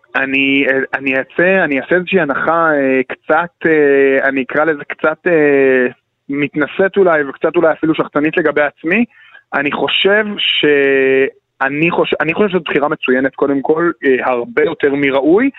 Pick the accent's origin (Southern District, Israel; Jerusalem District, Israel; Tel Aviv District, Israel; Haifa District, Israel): Jerusalem District, Israel; Jerusalem; אני כירושלמי שגם סיקר את לרז'אנס